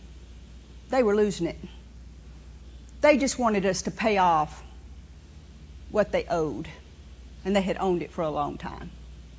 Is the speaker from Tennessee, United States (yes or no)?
no; New Orleans, Louisiana, United States; I grew up in New Orleans. I was born at a place called Hotel Dieu